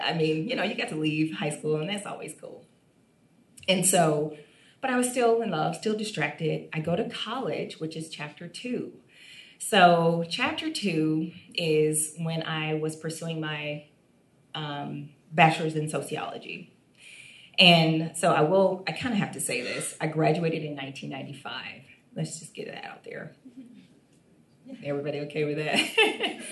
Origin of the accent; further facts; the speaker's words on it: Toledo, Ohio, United States; I'm from Toledo, Ohio, and I'm the youngest.